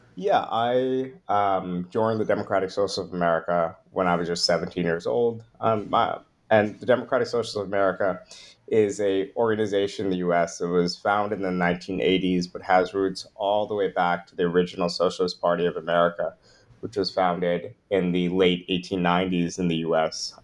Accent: New York area, United States; I grew up in the New York area

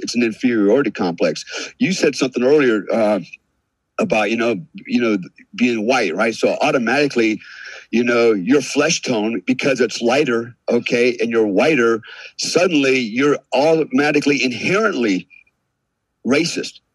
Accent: United States; we here in America

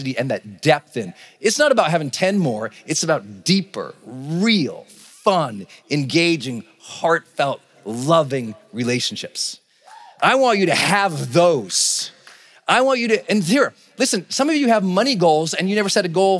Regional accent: Montana, United States; moved away as an adult; also born or lived in San Francisco, California; we're from Montana

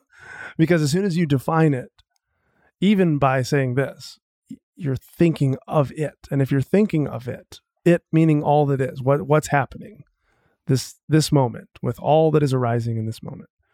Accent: Marshfield, Wisconsin, United States; I grew up in Wisconsin, central Wisconsin, a little tiny town called Marshfield

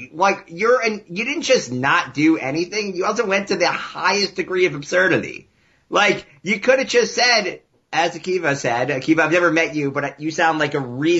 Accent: Chicago, Illinois, United States; accent: Chicago; moved away as an adult; now in Seattle, United States; I haven't been in Chicago since I was 18

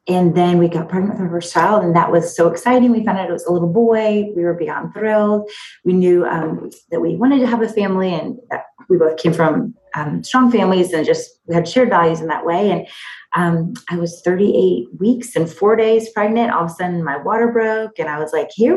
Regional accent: Fairfax, Virginia, United States; moved away as an adult; also born or lived in Abilene, Texas / Raleigh, North Carolina / Nashville, Tennessee; now in Maryland, United States; I grew up in Fairfax, Virginia, actually in the Northern Virginia suburbs.

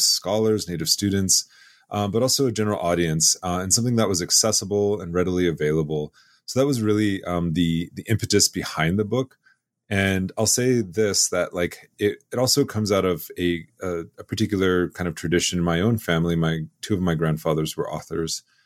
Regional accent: Chamberlain, South Dakota, United States; growing up in Chamberlain, South Dakota, you know, in my own homelands

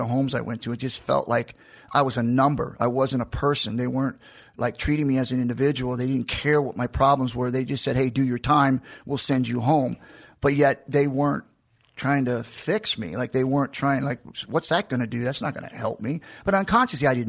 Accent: Macon, Georgia, United States; I was born in Georgia, in Macon

